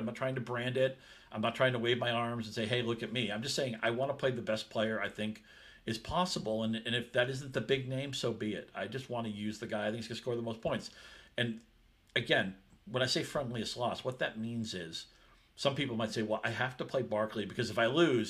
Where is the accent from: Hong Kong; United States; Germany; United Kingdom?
United States; New England; I grew up in New England.